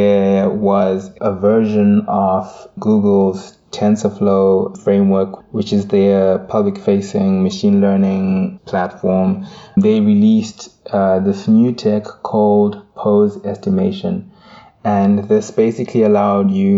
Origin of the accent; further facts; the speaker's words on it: Zimbabwe; moved away as an adult; also born or lived in South Africa; Having lived in South Africa for half a decade and even, you know, growing up in Zimbabwe